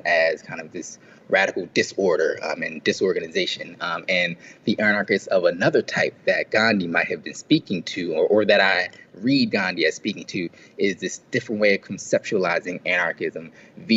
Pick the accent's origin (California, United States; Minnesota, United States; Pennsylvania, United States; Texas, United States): Pennsylvania, United States; Philadelphia; the people I grew up around in Philly